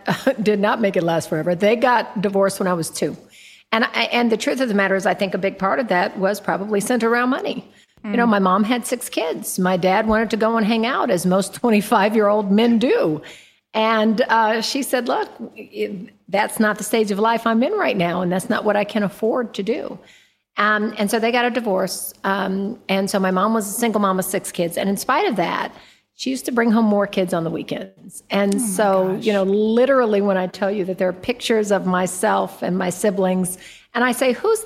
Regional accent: Oakland, California, United States; I was born in East Oakland, California.

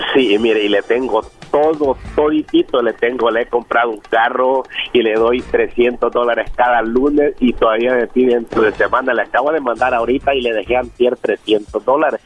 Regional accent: El Salvador; moved away; soy salvadoreño

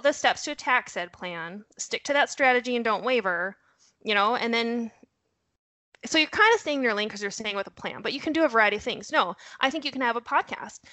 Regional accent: North Dakota, United States; I am originally from North Dakota. You'll hear a horrible accent thrown in there. Um, I might drop a you betcha now and again

